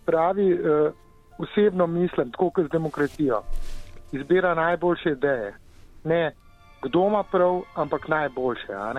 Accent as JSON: {"language": "Slovenian", "country": "Slovenia"}